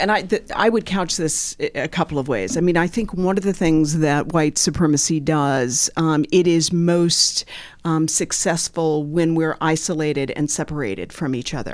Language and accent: English; Bloomington, Indiana, United States; moved away as an adult; also born or lived in Washington, D.C.; And Bloomington is my hometown, so I was born and raised here